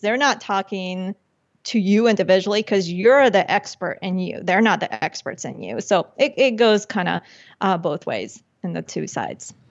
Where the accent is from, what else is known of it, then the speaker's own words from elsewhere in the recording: Chía, Cundinamarca, Colombia; moved away; when I was born in Colombia and when I was little, my parents had, they had that entrepreneurial spirit. So they had, outside of, uh, Bogota, the capital, in a town called Chía, they had a restaurant slash discotheque